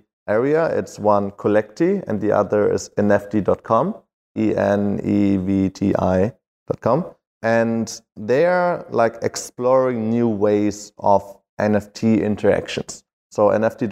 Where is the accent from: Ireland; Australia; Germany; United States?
Germany; Berlin; I'm from Berlin